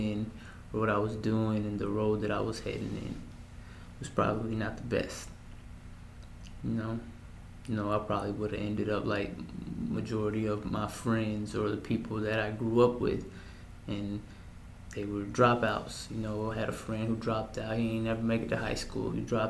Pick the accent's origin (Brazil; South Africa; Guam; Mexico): Mexico; also born or lived in El Paso, United States; I was born in El Paso, Texas, February 1st, 1993. From what I've always been told, that the hospital's call was Thompson, the Thompson Hospital. But they would always refer to it in Spanish, El Thomason. Yeah, so I remember my childhood when I was living in Mexico.